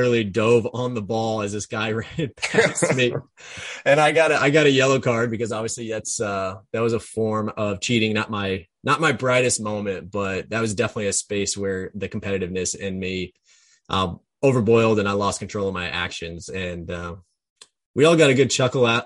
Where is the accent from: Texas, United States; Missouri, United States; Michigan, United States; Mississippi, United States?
Missouri, United States; Jefferson City; moved away; me growing up in Jefferson City.